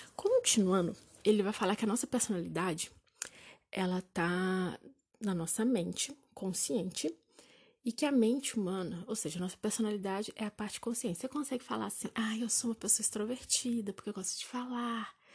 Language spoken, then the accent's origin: Portuguese; Juiz de Fora, Minas Gerais, Brazil; eu sou de Juiz Fora